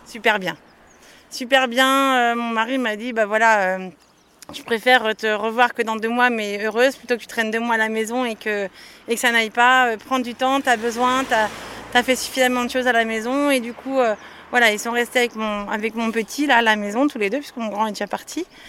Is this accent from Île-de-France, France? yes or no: no; Nantes, Pays de la Loire, France; Je suis de Nantes et... entre Nantes et Saint-Nazaire